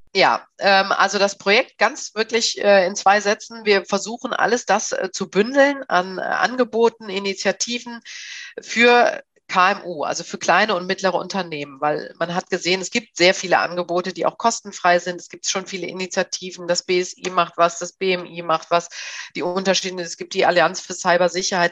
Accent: Bergisches Land, North Rhine-Westphalia, Germany; now in Berlin, Germany; ich komme eigentlich ursprünglich aus dem ja, aus Nordrhein-Westfalen, aus dem Bergischen Land, aus dem Rheinland. Und ähm, ich lebe hier in Berlin

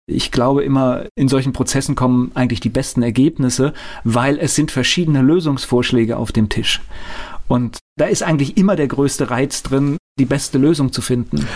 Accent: Mainz, Rhineland-Palatinate, Germany; ich bin in Finden groß geworden

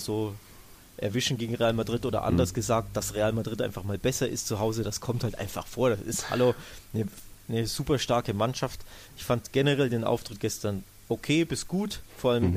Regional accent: Germany; als Deutscher

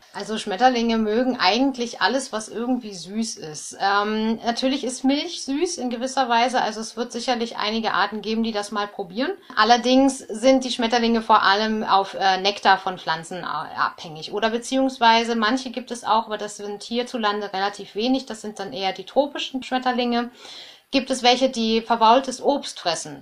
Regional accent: Germany; bei uns in Deutschland

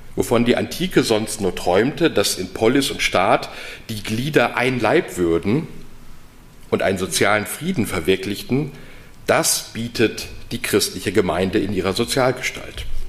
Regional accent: North Rhine-Westphalia, Germany; accent: Westphalian; now in Heidelberg, Germany; als gebürtiger Westfale

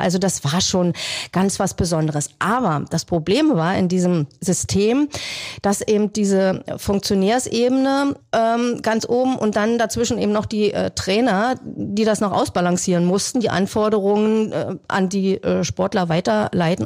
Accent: Berlin, Germany; moved away as an adult; now in Wildau, Germany; Eigentlich bin ich ja eine waschechte Berlinerin

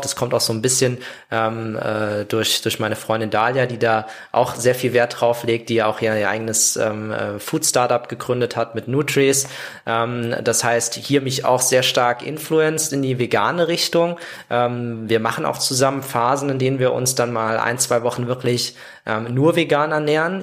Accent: Saarland, Germany; moved away; ich komme ja aus dem Saarland

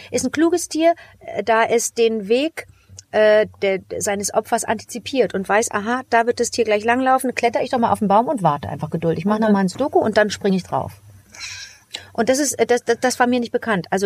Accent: West Germany, Germany; war aber auch natürlich für mich als Westdeutsche äh, äh, eine Geschichtsstunde

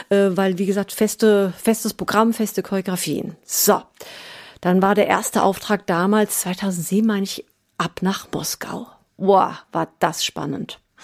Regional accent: Germany; ich bin ja in Deutschland geboren, aufgewachsen

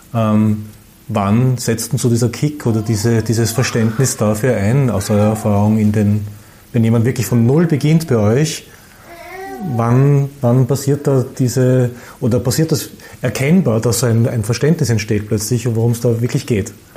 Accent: Vienna, Austria; ich bin ein Wiener

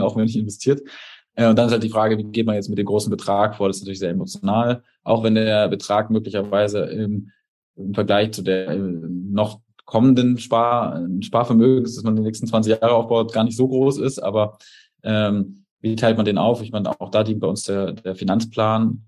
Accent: Erlangen, Bavaria, Germany; also born or lived in Munich; now in Berlin, Germany; ich komme aus Erlangen, ähm, das ist in Bayern

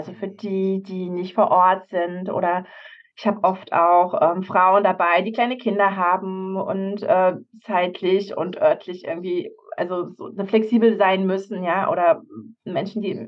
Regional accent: Havelberg, Saxony-Anhalt, Germany; Also zum Beispiel jetzt am, am Freitag fahre ich in meine Heimat Havelberg

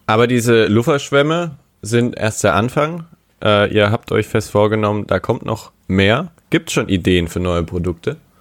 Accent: Baden-Württemberg, Germany; now in Stuttgart, Germany; ich komme tatsächlich aus Baden-Württemberg, aber eher aus Baden

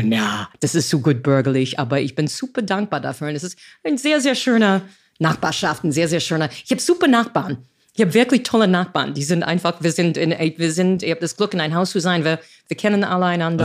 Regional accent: United States; German is a second language; moved away as an adult; also born or lived in New York; now in Berlin, Germany; ich als Amerikanerin, ich bin in die 60er Jahre groß geworden

